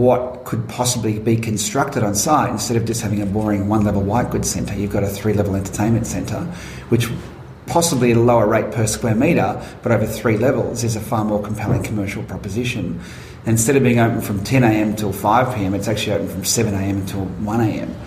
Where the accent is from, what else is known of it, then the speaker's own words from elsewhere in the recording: Werribee, Victoria, Australia; also born or lived in Wangaratta, Victoria; when I was growing up in Werribee